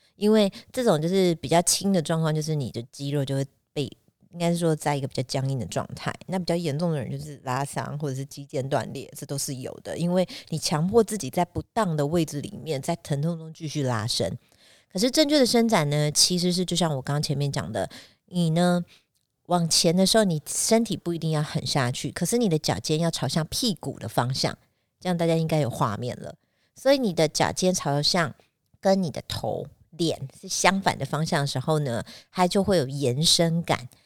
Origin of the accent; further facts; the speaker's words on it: Taiwan; 我们讲台语应该叫普普冲